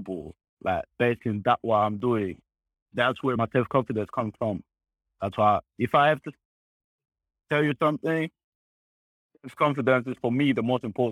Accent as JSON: {"language": "English", "country": "Spain", "tie": "born or raised there", "also_born_or_lived": "Congo / Munich", "moved": "yes", "lives_now": "Austria", "said": "I grew up in Spain"}